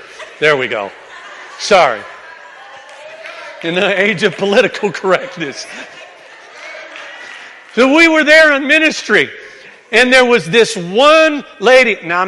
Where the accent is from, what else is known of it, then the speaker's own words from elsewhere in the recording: the South, United States; where I grew up in the South, everybody chews and spits.